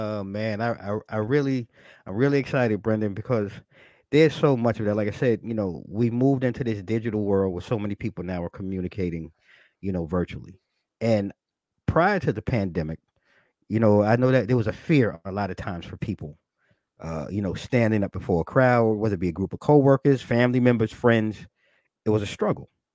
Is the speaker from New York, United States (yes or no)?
yes; New York, United States; I'm a New Yorker, a native New Yorker, born and raised